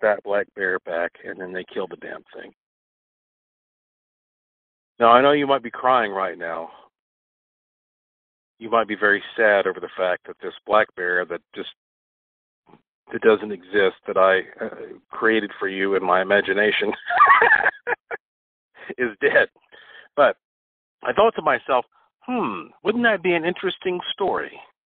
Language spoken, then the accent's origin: English; North Carolina, United States; also born or lived in Puerto Rico; I was born in North Carolina